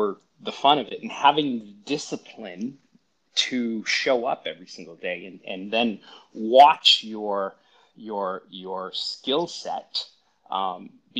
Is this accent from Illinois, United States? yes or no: no; Brockton, Massachusetts, United States; now in Los Angeles, United States; I grew up in a town south of Boston called Brockton.